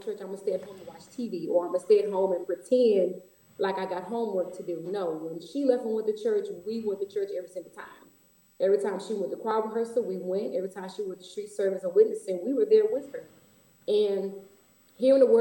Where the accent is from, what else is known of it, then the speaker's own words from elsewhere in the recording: Houston, Texas, United States; Houston, Texas, born and raised all my life, never lived any place else.